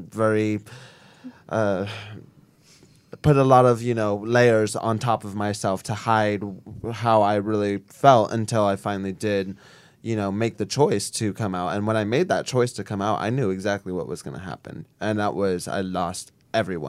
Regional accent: Bay Area, California, United States; also born or lived in Santa Rosa, California / Sonoma, California / Petaluma, California; I'm from the Bay Area, and I lived in Sonoma for 7 years, and Petaluma, and I was born in Santa Rosa

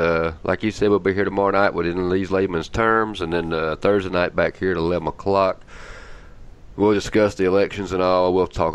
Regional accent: United States

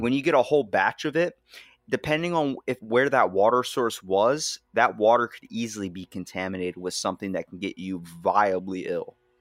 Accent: Maryland, United States; I'm from Maryland

